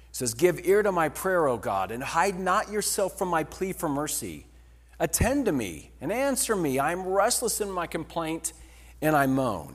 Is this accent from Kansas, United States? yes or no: yes; Kansas, United States; moved away as an adult; also born or lived in Lawrence, Kansas; we moved from Kansas, uh, Lawrence, Kansas.